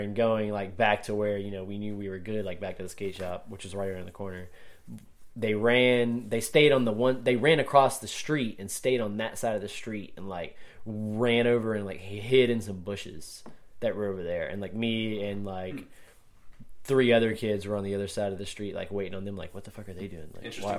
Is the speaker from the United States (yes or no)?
yes; Augusta, Georgia, United States; Well, you got to think I grew up skateboarding in Augusta